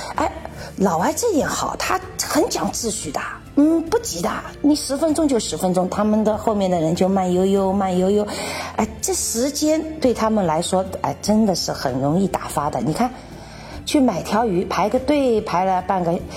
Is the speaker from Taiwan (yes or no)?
no; China; now in Czech Republic; 所以说我们中国人就是离不开热水